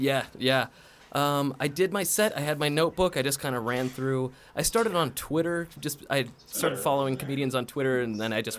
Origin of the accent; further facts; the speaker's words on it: Aurora, Colorado, United States; I grew up in Aurora